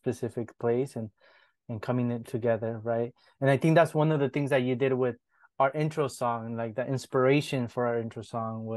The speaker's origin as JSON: {"language": "English", "region": "Mexico City", "country": "Mexico", "tie": "born or raised there", "moved": "yes", "said": "I was born in Mexico City, where like sonideras is huge"}